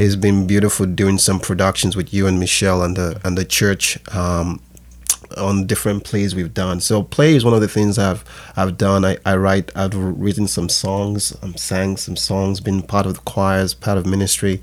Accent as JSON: {"language": "English", "country": "Nigeria", "tie": "born or raised there", "also_born_or_lived": "England", "said": "I was born in West Africa, Nigeria, and, um, I moved to England when I was younger, when I was, like, five years old, and, um, spent a couple of years there. Then when I got back to Nigeria"}